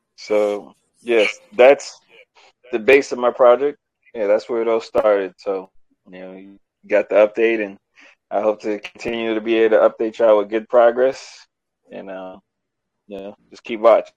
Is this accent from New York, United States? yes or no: yes; New York, United States; growing up in New York